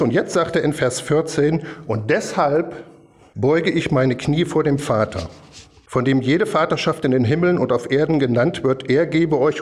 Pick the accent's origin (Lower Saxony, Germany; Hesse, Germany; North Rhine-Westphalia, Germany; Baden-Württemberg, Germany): Hesse, Germany; Kassel; als kleiner Bobatz dann immer mitgegangen in die Baptistengemeinde in Kassel